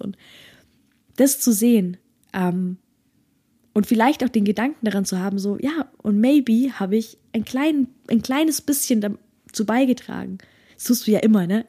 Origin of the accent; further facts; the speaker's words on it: Germany; bei uns in Deutschland, wo das Jammern ganz groß geschrieben wird